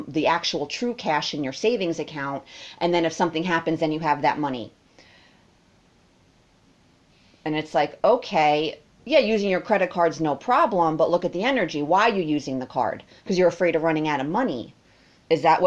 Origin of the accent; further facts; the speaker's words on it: United States; Me as an American